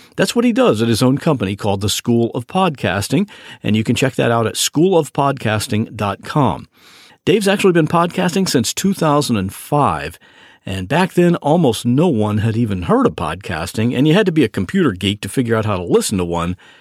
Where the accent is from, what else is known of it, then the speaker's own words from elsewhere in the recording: Ohio, United States; I'm from Ohio